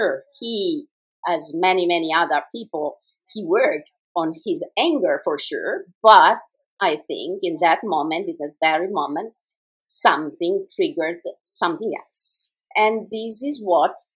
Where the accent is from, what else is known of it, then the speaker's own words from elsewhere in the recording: Italy; English is a second language; I'm Italian